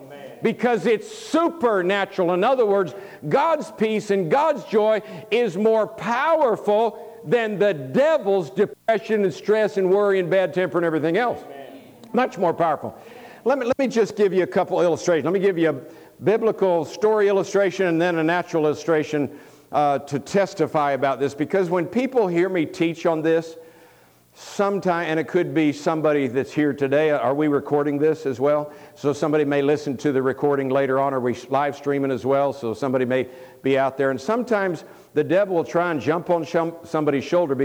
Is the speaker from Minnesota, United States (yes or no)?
no; Tampa, Florida, United States; moved away as an adult; I was raised a Florida boy, born and raised in Tampa, Florida, lived there for 27 years